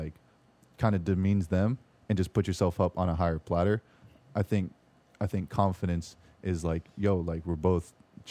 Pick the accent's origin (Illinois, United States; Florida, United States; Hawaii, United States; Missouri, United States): Florida, United States; Orlando; I'm from Orlando.